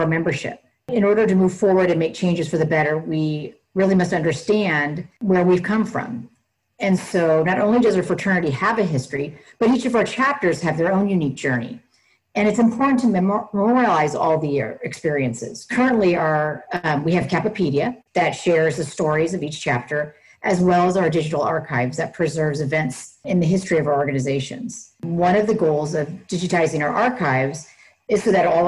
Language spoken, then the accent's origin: English; Northern California, United States; I was born and raised in Northern California